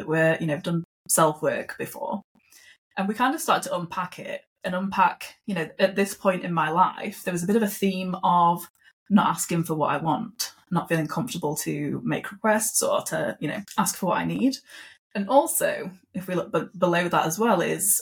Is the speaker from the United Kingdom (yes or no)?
yes; United Kingdom; moved away; also born or lived in Australia; I am British